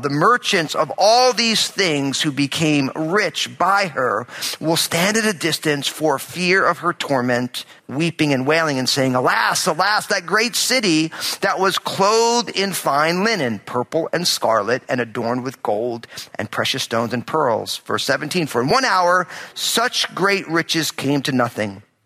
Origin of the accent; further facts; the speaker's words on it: New Jersey, United States; I'm all Italian, I'm from New Jersey